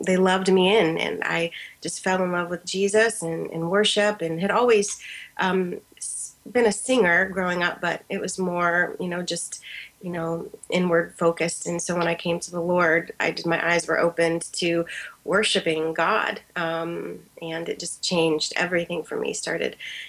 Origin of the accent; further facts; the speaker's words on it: Columbus, Ohio, United States; I'm from Columbus, Ohio